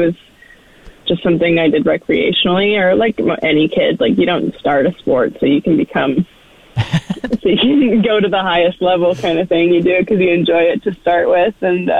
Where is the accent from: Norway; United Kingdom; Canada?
Canada; Fort McMurray, Alberta; Yes. And my parents were raised in McMurray as